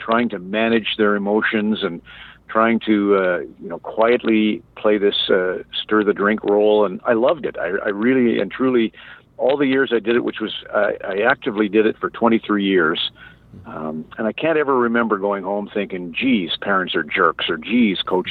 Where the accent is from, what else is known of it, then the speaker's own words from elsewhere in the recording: Red Deer, Alberta, Canada; my life growing up in Red Deer